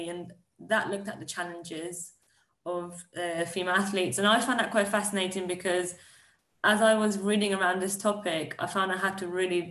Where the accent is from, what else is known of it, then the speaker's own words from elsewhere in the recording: Iran; I was born in Iran